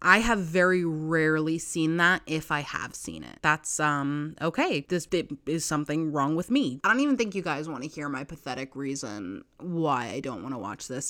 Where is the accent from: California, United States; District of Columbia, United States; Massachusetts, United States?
Massachusetts, United States; when I was not living in Massachusetts, I mostly was just, like, Yeah, I'm from Boston. And I'm not from Boston